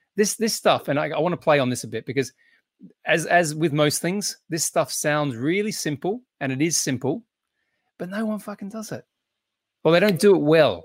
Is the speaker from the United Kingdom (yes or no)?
no; Australia; being Australian